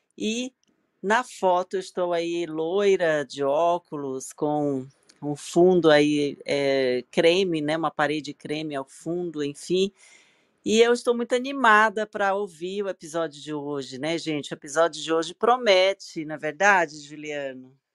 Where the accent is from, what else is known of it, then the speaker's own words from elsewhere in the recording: São Luís, Maranhão, Brazil; moved away as an adult; now in São Paulo, Brazil; maranhense de São Luís do Maranhão. É, tenho 52 anos, moro em São Paulo há 20 anos